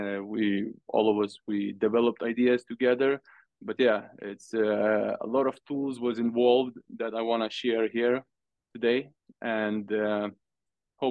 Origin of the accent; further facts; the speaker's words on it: Lithuania; now in Sweden; I am from Lithuania, but I live in Sweden.